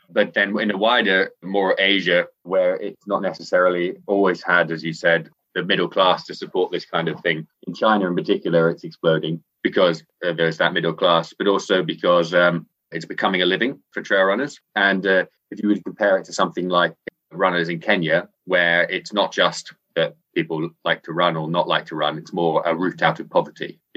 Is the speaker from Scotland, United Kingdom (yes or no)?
yes; Scotland, United Kingdom; now in Hong Kong; I uh, live out here in Hong Kong, but I'm actually from Scotland. Despite my accent, I sound English. I spend most of my life saying, I'm not English.